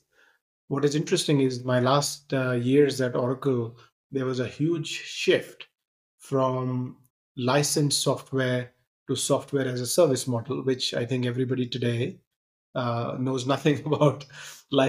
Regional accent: India; moved away as an adult; also born or lived in Punjab / Bay Area, United States; I grew up in India.

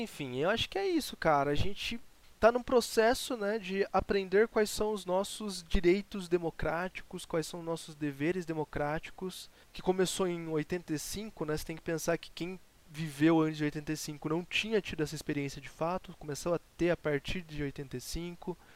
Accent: Brazil; Eu sou muito brasileiro

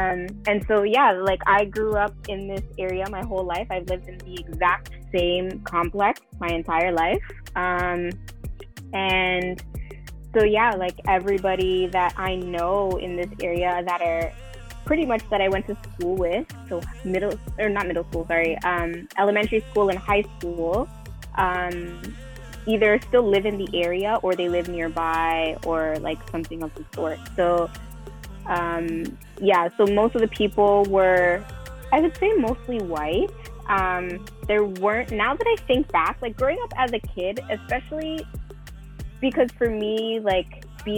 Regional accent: Toronto, Ontario, Canada; So I grew up in the Don Mills area, so Don Mills and Lawrence, we particular, which is very, very close to the Bridal Path.

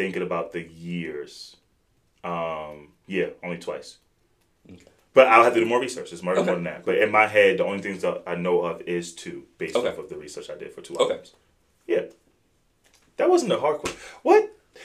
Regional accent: Midwest, United States

